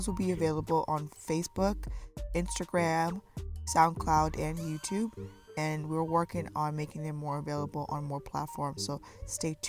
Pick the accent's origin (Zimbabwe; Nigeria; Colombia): Zimbabwe; moved away; I'm from Zimbabwe